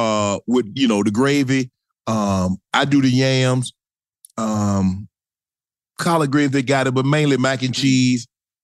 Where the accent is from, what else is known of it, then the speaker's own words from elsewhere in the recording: the South, United States; now in Los Angeles, United States; I'm from the South